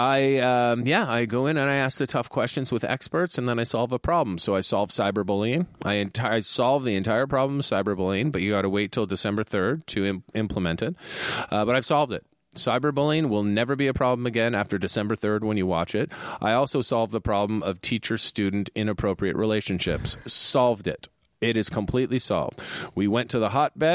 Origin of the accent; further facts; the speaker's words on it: Canada; now in California, United States; I'm a Canadian.